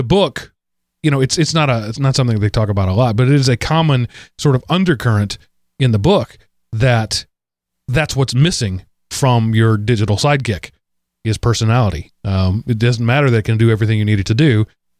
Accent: Texas, United States; I took Spanish. I'm from Texas. That's a given for a bunch of years.

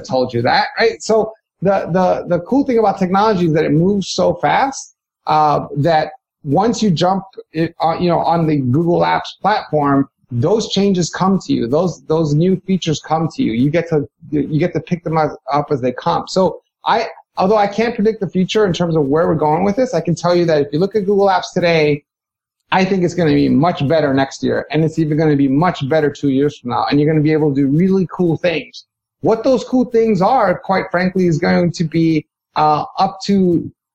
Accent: New York City, New York, United States; I was born and raised in Hell's Kitchen, New York, and grew up in New York City

